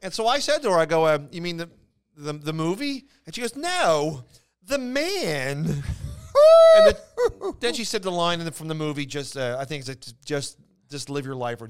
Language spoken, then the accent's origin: English; Philadelphia, Pennsylvania, United States; accent: Philadelphia; the podcast originates from Philadelphia, Pennsylvania.